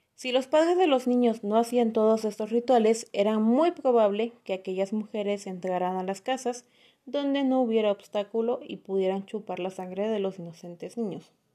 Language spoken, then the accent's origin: Spanish; Atlixco, Puebla, Mexico; moved away; de donde soy, de originaria de Aclisco